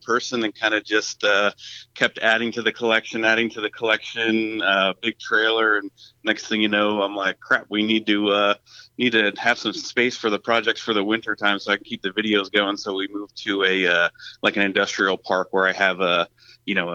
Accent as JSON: {"language": "English", "region": "Pennsylvania", "country": "United States", "tie": "born or raised there", "moved": "yes", "lives_now": "New Jersey, United States", "said": "Born and raised in Pennsylvania, and I'm actually really right on the New Jersey-Pennsylvania border. So just kind of moved over here when I was young"}